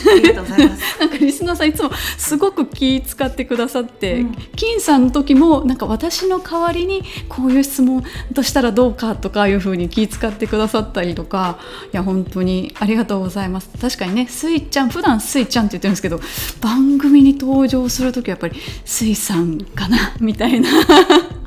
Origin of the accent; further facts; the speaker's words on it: Kansai, Japan; 私はもともと関西人ですのでバリバリの